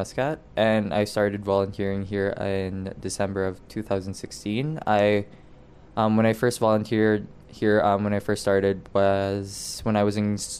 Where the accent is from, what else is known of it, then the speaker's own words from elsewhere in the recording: Philippines; now in Regina, Canada; I came here from the Philippines.